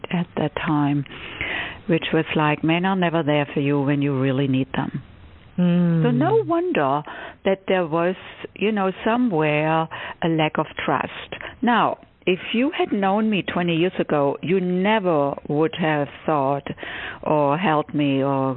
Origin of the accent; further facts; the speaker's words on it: Stuttgart, Baden-Württemberg, Germany; English is a second language; moved away as an adult; also born or lived in Cambridge, Massachusetts; now in United States; I was born and raised in Germany, in Stuttgart, Germany.